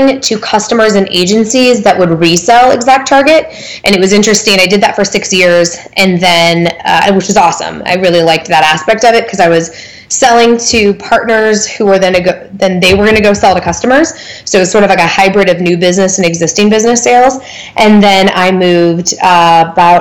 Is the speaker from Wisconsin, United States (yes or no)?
no; Galesburg, Illinois, United States; moved away as an adult; also born or lived in Greencastle, Indiana; now in Indianapolis, United States; So I grew up in Galesburg, Illinois, which is a town of like 35,000 in West Central. So like almost by Iowa.